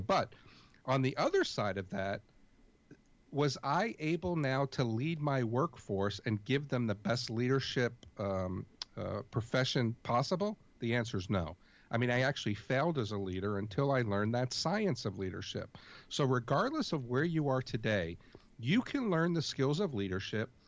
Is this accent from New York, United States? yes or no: yes; New York City, New York, United States; I grew up in New York City